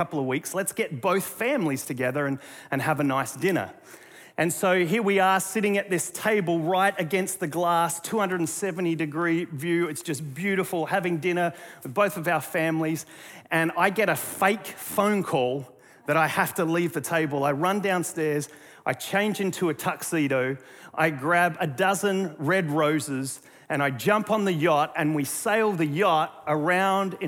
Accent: Australia; now in North Carolina, United States

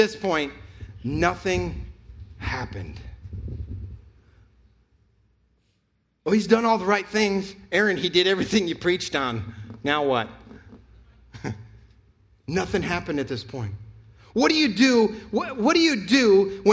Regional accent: New York, United States; now in North Carolina, United States; I'm from New York

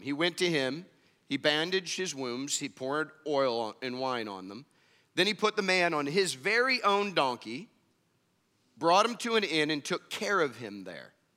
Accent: Indiana, United States; moved away; I'm from Indiana.

